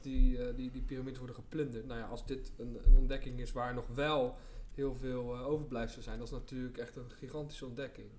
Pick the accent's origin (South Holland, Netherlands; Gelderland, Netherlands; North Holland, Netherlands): South Holland, Netherlands; Rotterdam; ik kom zelf uit Rotterdam.